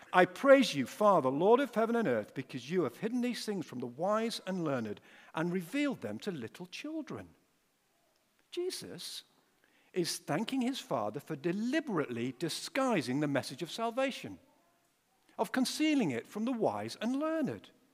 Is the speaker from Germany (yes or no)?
no; Pontefract, Yorkshire and the Humber, United Kingdom; moved away as an adult; also born or lived in Wakefield / London; now in Sheffield, United Kingdom; I'm originally from uh, Pontefract, or uh, as Duncan came up and said to me just now, hey, are you from Ponty? And that's exactly right. I was born in Wakefield